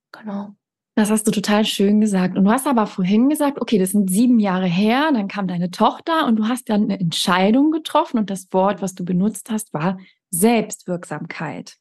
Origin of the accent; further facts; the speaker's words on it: Malmö, Skåne, Sweden; moved away; in meiner Heimatstadt Malmö im Südschweden